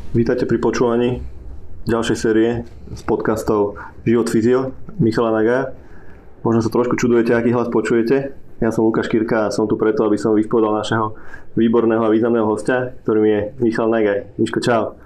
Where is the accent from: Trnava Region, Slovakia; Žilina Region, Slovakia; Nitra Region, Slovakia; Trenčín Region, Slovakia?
Trnava Region, Slovakia; Piešťany; Ja som z Piešťan